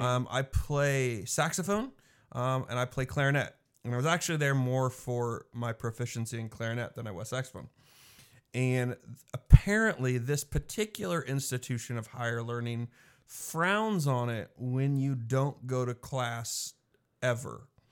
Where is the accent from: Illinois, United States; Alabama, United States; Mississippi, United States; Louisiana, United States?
Illinois, United States; Mattoon; now in McPherson, United States; I grew up in Mattoon, Illinois.